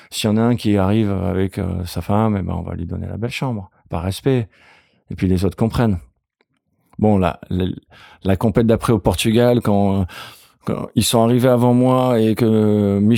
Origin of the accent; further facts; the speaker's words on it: Senegal; Alors moi, je sais pas si c'est mon tempérament parce que j'ai grandi au Sénégal, je sais pas, ou c'est juste mon caractère.